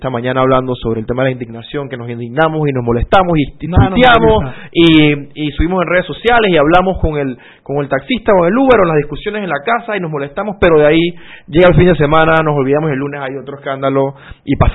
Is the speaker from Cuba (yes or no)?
no; Panama